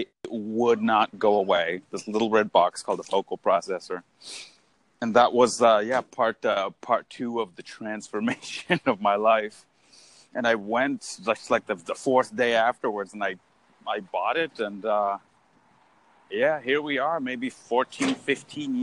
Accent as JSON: {"language": "English", "town": "Hollister", "region": "California", "country": "United States", "tie": "born or raised there", "said": "I was born in Hollister, California, which is a tremendously small town in Northern California. Had a pretty basic life"}